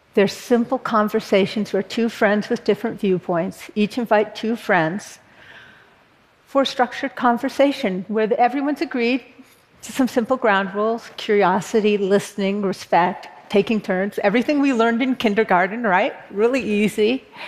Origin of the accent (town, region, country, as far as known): Berkeley, California, United States; born or raised there